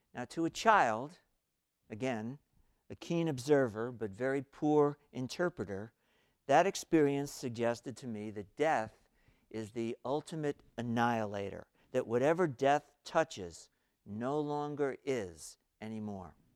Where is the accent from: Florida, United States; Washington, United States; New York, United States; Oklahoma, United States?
New York, United States; New York City; I was growing up in New York City, still in elementary school